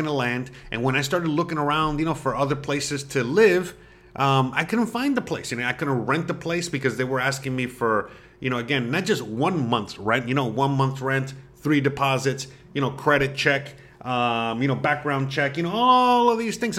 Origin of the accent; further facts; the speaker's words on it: Florida, United States; moved away as an adult; now in Mérida, Mexico; I'm from Florida